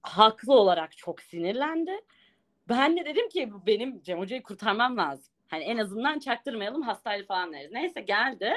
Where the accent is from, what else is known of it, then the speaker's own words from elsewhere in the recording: Ağrı, Ağrı Province, Turkey; also born or lived in Niğde; Ağrı merkez benim memleketim artık Niğde